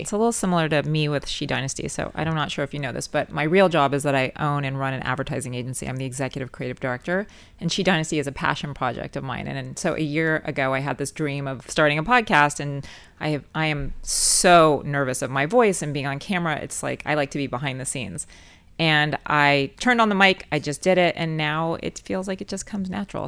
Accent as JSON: {"language": "English", "town": "Los Angeles", "region": "California", "country": "United States", "tie": "born or raised there", "said": "born and raised in Los Angeles"}